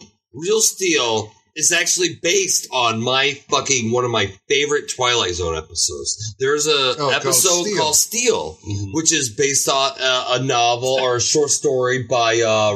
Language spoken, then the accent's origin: English; Germany; Ladies and gentlemen, I grew up in Germany. Robot Jocks was the first toy line I fucking hit on.